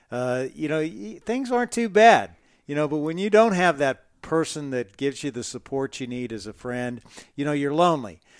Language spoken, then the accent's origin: English; Midwest, United States; also born or lived in Dodge City; I grew up in the Midwest and all these little small towns. I'm probably the only guy you know who lived in Dodge City, Kansas twice, but you know I did.